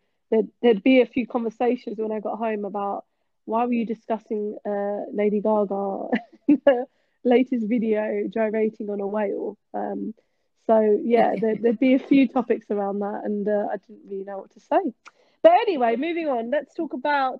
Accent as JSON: {"language": "English", "area": "Kent", "region": "South East England", "country": "United Kingdom", "moved": "yes", "lives_now": "London, United Kingdom", "said": "I'm actually from Kent"}